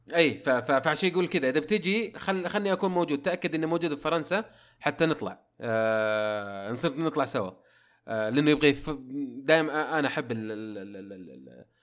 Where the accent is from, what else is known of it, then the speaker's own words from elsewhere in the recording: Saudi Arabia; احنا كسعوديين